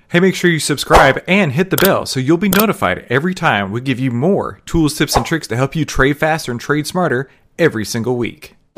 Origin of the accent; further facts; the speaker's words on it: Texas, United States; We're from Texas